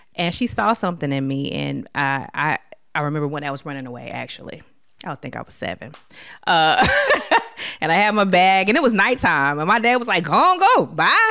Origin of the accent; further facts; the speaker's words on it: Detroit, Michigan, United States; growing up in Detroit, Michigan, during the d, crack epidemic